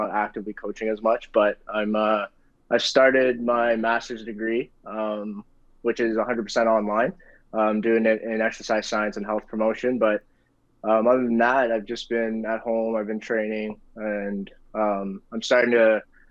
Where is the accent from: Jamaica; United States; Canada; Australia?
Canada; growing up in Canada